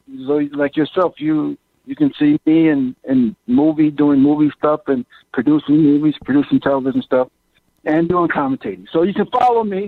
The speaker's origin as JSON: {"language": "English", "town": "Ashtabula", "region": "Ohio", "country": "United States", "tie": "born or raised there", "said": "my hometown"}